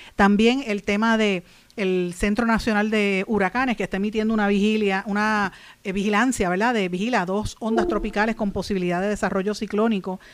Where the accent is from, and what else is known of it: Puerto Rico